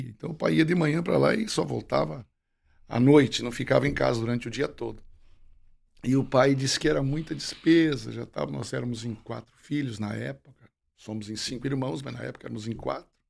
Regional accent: Bom Jesus, Rio Grande do Sul, Brazil; Eu nasci em Bom Jesus.

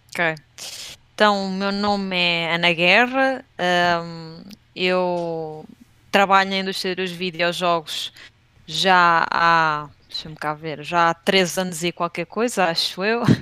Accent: Leiria, Centro, Portugal; moved away as an adult; also born or lived in Batalha / Southampton, United Kingdom; now in Lisbon, Portugal; eu sou de Leiria, nasci em Leiria e hum, vivi hum, a minha adolescência toda na zona da Batalha

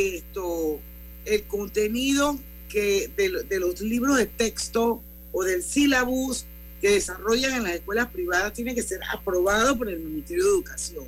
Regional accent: Panama; todos somos panameños todos vivimos en este país

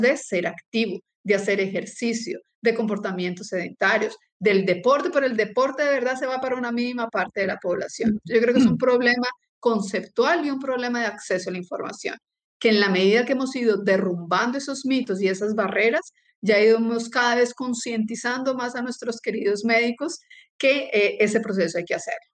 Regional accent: Colombia; moved away as an adult; also born or lived in Brazil; now in Chile; Soy colombiana, nací en Colombia, estudié medicina en Colombia, después me fui a Brasil, tengo la nacionalidad brasilera y hace siete años estoy viviendo en Chile.

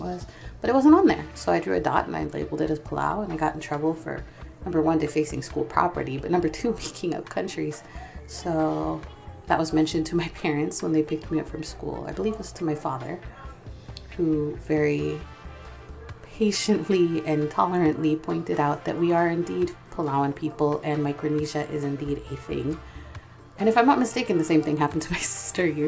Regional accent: Portland, Oregon, United States; Growing up in Portland, Oregon, which by the way is incredibly white

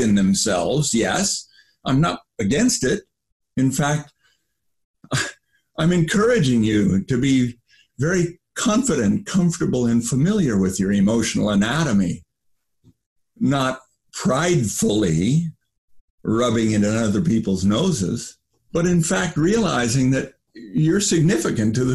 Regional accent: United States; I grew up in the United States of America

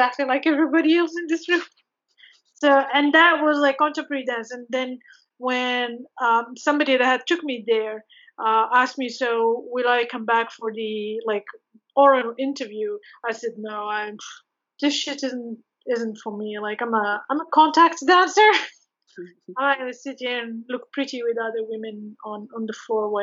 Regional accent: Morocco; moved away; I come from Morocco

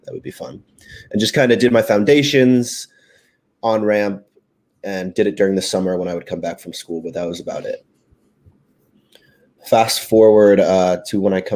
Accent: Maryland, United States; also born or lived in West Virginia; I'm from Maryland, so we have University of Maryland

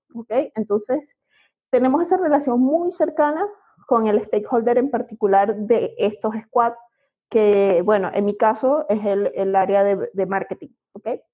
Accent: Venezuela; accent: Venezuelan; moved away as an adult; now in Mexico; como podrán oír por mi acento, es venezolana

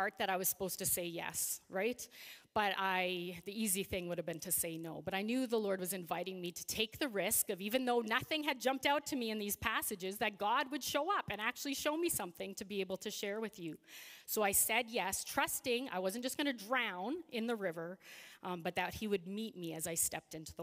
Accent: Regina, Saskatchewan, Canada; now in Saskatoon, Canada; I grew up in Regina. So I lived there for 30 years

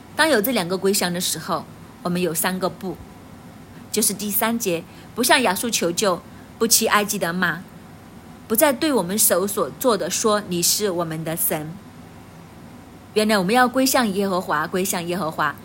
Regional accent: China; 我们中国人

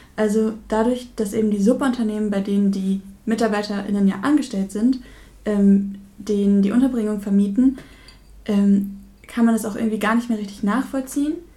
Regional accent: Verl, North Rhine-Westphalia, Germany; ich komme ja selber aus dem Kreis Gütersloh, aus Ferl

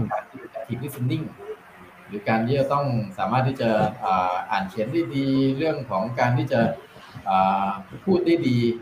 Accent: Thailand; also born or lived in Singapore; ก็ก็ขอ Early Retire ออกมาเพื่อจะกลับมาช่วยบ้านเกิด

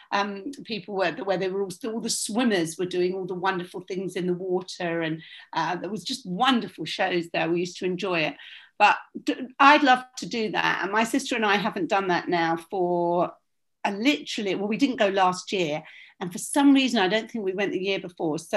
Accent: London, United Kingdom; also born or lived in Bournemouth; I was born in Bournemouth and we were, we used to go back there after we'd moved to London every weekend.

